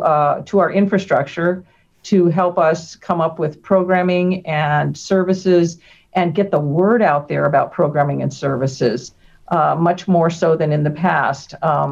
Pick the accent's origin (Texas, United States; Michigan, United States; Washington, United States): Texas, United States; also born or lived in Chicago / Denver; Before that, we had all lived in South Texas, and that's where I had spent my youth. Mm-hmm. I was born in Chicago, spent my childhood in inner city Denver. Then we moved to South Texas.